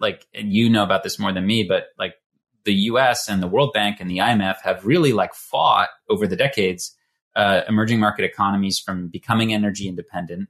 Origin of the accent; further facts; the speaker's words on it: United States; American who grew up at that time